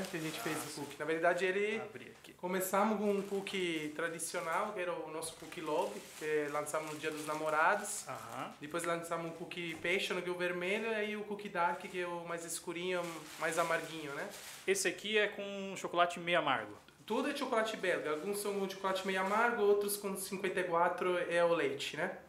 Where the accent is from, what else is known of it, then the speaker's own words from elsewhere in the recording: Italy; Portuguese is a second language; moved away as an adult; also born or lived in Australia; now in Brazil; Então, eu sou italiano. Com 23 anos comecei a viajar o mundo. Assim, foi uma escolha, deixei a universidade, deixei a minha família.